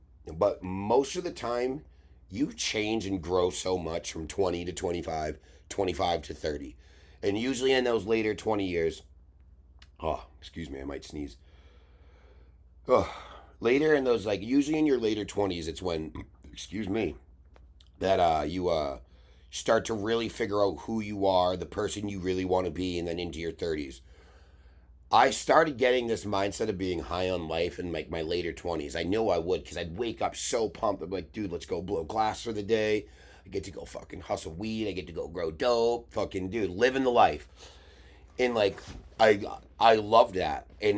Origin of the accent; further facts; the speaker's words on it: New England, United States; I'm a glassblower from New England who is trying to get a little bit of different type of exposure